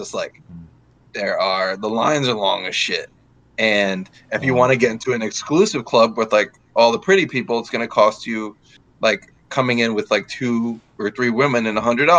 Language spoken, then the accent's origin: English; New York City, New York, United States; moved away as an adult; now in San Francisco, United States; Dude, I mean, I grew up in New York. I'm from Queens. I went to college in New York. I worked in New York. So I was in New York until I was, born and raised from 22 years.